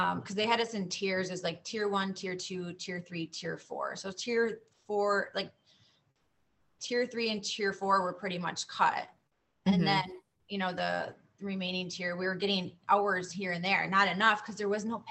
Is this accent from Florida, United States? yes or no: yes; Florida, United States; I'm from Florida.